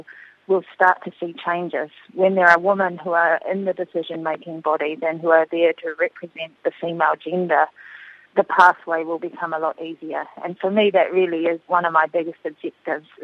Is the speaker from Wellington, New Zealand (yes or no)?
no; Auckland, New Zealand; I grew up in West Auckland and I played my football there and also through high school